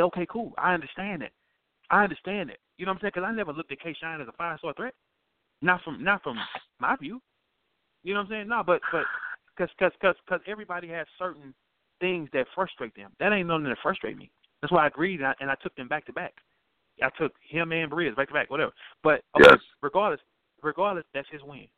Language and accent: English; St. Louis, Missouri, United States; I'm from St. Louis.